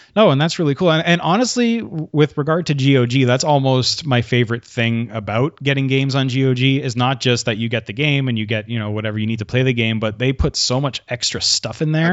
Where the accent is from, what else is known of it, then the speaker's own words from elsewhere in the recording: Quebec, Canada; I'm from Quebec and we have a weird school system